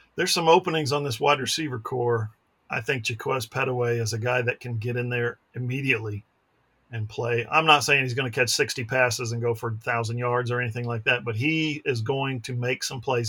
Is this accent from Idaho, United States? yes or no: no; Ada, Oklahoma, United States; I'm from Ada